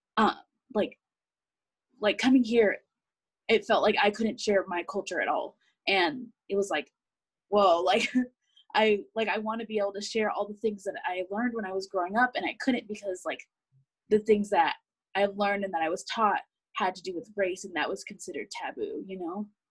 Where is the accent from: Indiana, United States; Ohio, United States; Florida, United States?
Indiana, United States; Indianapolis; moved away as an adult; now in Boise, United States; I'm from Indianapolis